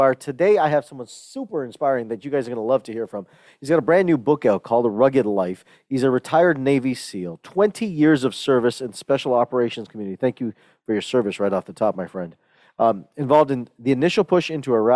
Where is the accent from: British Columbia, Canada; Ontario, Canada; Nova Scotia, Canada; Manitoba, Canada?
Ontario, Canada; Toronto; I grew up in Toronto, Canada